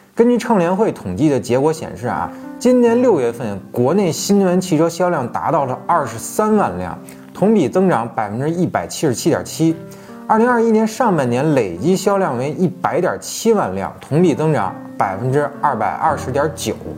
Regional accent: Beijing, China; 我呢是一个土生土长的北京孩子，虽然没生在黄灯根脚底下吧，但也绝对算是从八零年代就开始看着北京汽车成长的那波人了

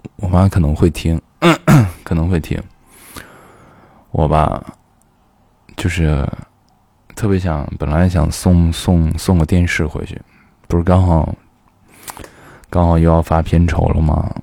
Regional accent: Xi'an, Shaanxi, China; moved away; also born or lived in Beijing; 小的时候在西安老是跟人说干洗，干洗

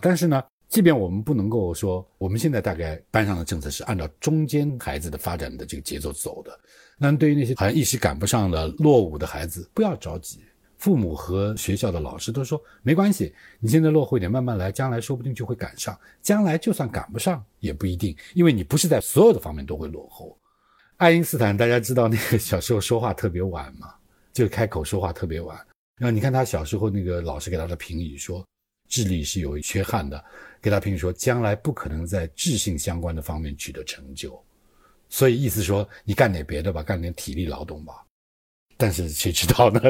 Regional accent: China; 我们中国人

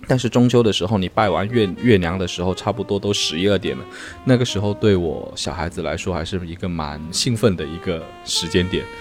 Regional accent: Guangdong, China; moved away; 我们整个潮汕人到了中秋那一天会摆一个坛子，就摆一个台在天台上，然后上面嗯。铺满了各种水果，然后月饼

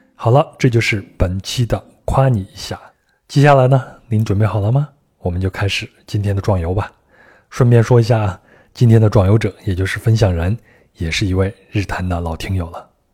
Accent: Henan, China; moved away; 我们老家河南也有

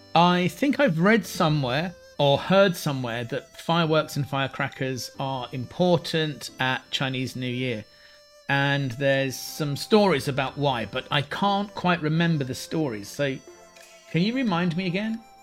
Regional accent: England, United Kingdom; Growing up in England

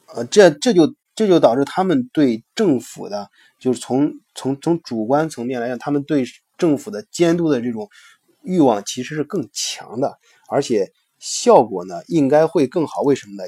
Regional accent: China; 我们中国人

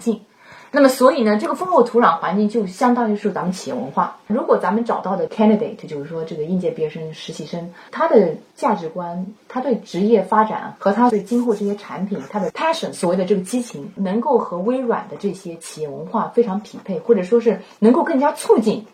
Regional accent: Wuxi, Jiangsu, China; moved away as an adult; also born or lived in Suzhou, China / Canada; now in United States; 我的家乡在无锡，江苏无锡。我在本科读的是英语教育，是在苏州大学

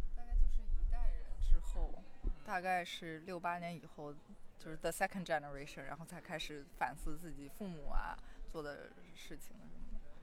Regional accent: Qingdao, Shandong, China; now in Berlin, Germany; 我家是青岛的嘛

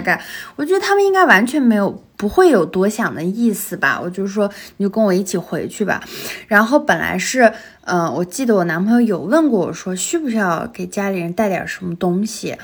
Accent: Xinjiang, China; moved away; 我是新疆的啊

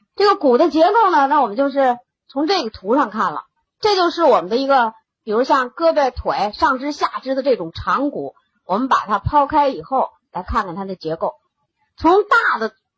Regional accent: China; 我们像我们中国人的饮食习惯，我们是不缺磷的

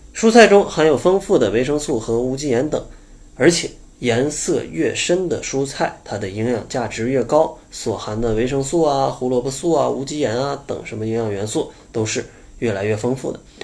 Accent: Northeast China, China; 我也是东北人

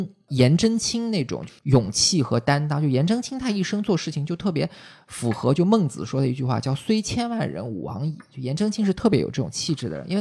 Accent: China; 然后呢，我们中国人经常讲书法的时候是说，呃，有种叫字如其人的说法。

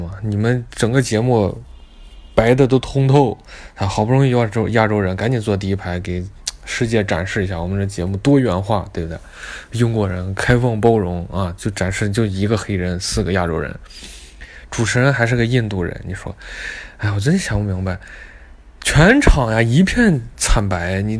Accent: Beijing, China; 我们三个人，我北京人，还有呃兰州人，我们三个人就就就去商店。

